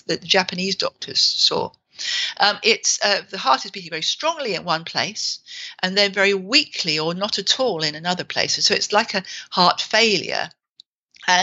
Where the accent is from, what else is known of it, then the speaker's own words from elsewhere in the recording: England, United Kingdom; we're English